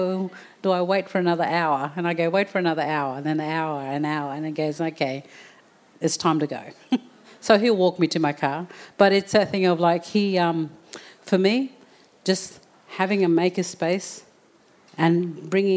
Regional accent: Townsville, Queensland, Australia; also born or lived in Murray Island; I was born in Townsville, but my family come from Murray Island.

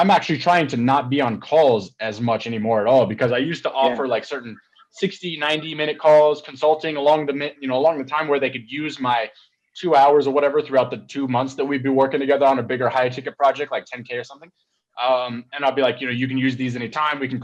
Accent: Colorado, United States; moved away; also born or lived in Atlanta, Georgia, United States; I was born there, not this one, but the other one. And then we moved to Colorado when I was younger, but like, I was born in Atlanta

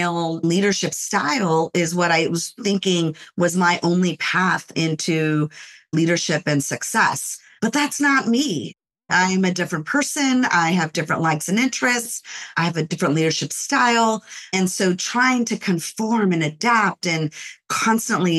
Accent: Los Angeles, California, United States; I grew up in the Los Angeles area, born in the city of Los Angeles, and I was raised there until I was around 5 or 6 years old

